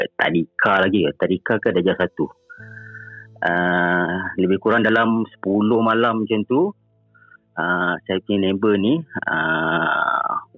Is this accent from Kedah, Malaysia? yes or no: no; Jengka, Pahang, Malaysia; also born or lived in Selangor; Saya ni asal daripada Pahang, daripada Jengke.